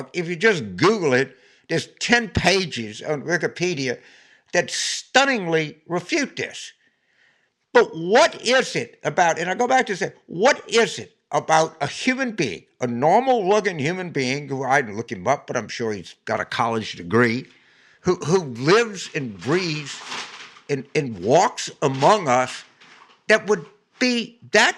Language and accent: English; South Louisiana, United States; I was born in South Louisiana